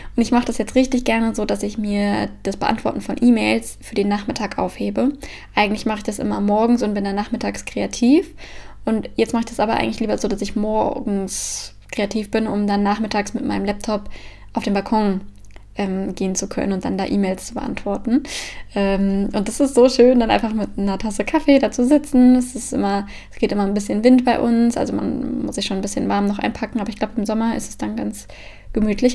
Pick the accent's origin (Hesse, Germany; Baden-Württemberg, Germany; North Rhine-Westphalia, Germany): Hesse, Germany; Frankfurt; now in Copenhagen, Denmark; da, wo ich herkomme, also Frankfurt und Umgebung